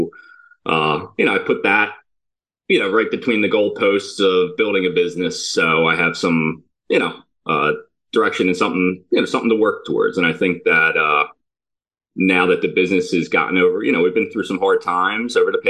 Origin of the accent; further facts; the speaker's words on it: Havertown, Pennsylvania, United States; I grew up in Havertown